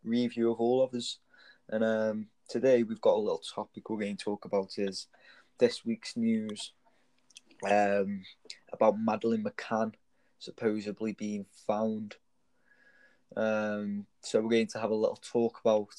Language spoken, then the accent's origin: English; Stoke-on-Trent, West Midlands, United Kingdom; I grew up in Bradwell, which is in England, Stanton. Stoke